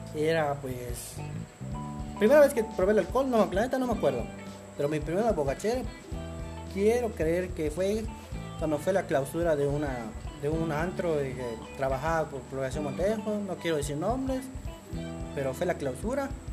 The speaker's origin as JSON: {"language": "Spanish", "town": "Mérida", "region": "Yucatán", "country": "Mexico", "tie": "born or raised there", "said": "yo realmente soy de Media Yucatán, vivo acá desde este chico, aquí crecí, aquí nací y de aquí soy de Media Yucatán"}